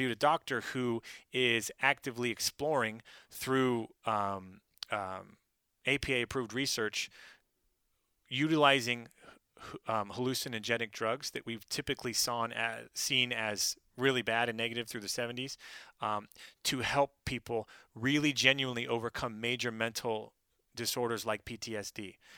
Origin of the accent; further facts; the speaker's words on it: Pacific Northwest, United States; And I'm from the Pacific Northwest.